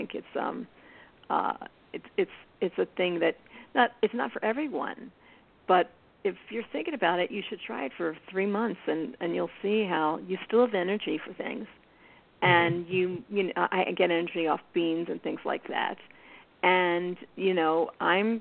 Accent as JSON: {"language": "English", "town": "Philadelphia", "region": "Pennsylvania", "country": "United States", "tie": "born or raised there", "moved": "yes", "said": "I grew up in Philly"}